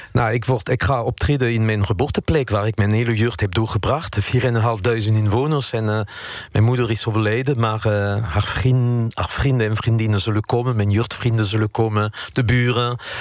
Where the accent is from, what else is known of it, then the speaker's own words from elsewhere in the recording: France; Dutch is a second language; moved away as an adult; now in Netherlands; de mensen in mijn, in mijn geboortestad